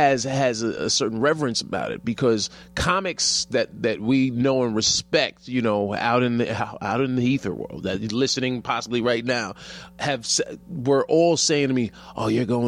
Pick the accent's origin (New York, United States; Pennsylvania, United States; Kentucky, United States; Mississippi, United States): New York, United States